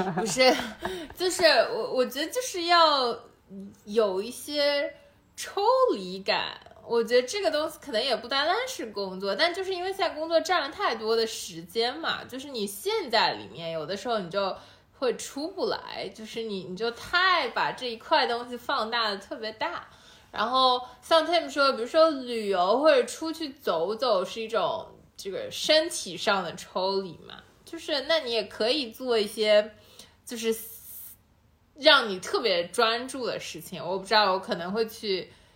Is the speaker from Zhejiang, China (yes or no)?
no; Shanghai, China; 其实哪怕我们都是上海人